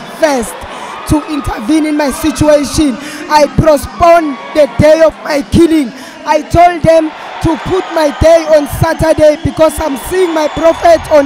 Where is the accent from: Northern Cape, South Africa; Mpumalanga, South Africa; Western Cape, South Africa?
Mpumalanga, South Africa; Nelspruit; I'm from Nelspruit, Mpumalanga, South Africa